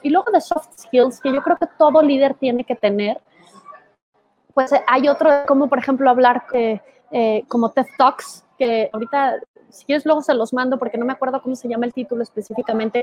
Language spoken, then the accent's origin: Spanish; Guadalajara, Jalisco, Mexico; moved away; Guadalajara, de donde soy